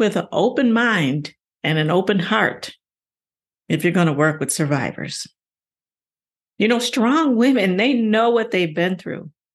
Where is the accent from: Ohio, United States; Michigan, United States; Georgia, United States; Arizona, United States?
Ohio, United States; my home state, Ohio